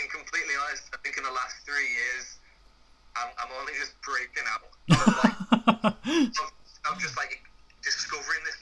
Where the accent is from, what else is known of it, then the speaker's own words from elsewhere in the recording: St Helens, North West England, United Kingdom; I'm from St. Helens, which is like 20 minutes outside of Liverpool.